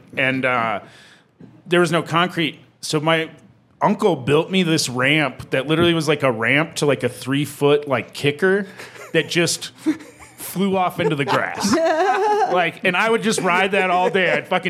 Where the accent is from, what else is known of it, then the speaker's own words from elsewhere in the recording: South Dakota, United States; where I grew up in South Dakota